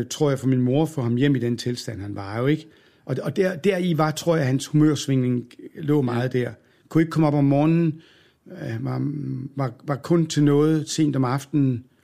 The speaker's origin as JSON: {"language": "Danish", "town": "Aalborg", "region": "North Denmark Region", "country": "Denmark", "tie": "born there", "said": "jeg var født i Jomfru Anegade i Aalborg, af alle gader."}